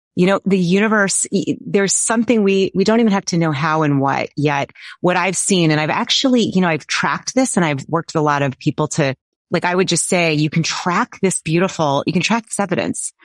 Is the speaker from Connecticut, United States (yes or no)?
no; Boston, Massachusetts, United States; I grew up in the Boston area around every university known to humankind